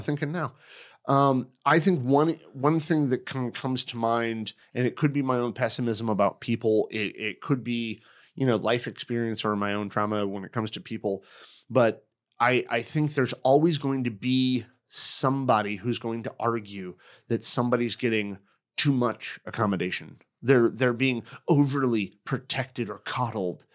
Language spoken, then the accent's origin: English; United States; I'm American